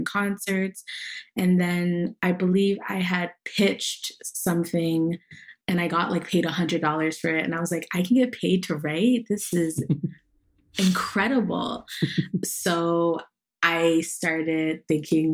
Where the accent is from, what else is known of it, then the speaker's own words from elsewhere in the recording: Toronto, Ontario, Canada; growing up in Toronto, there was like not a day that went by where I wasn't engaging in some capacity with Jamaica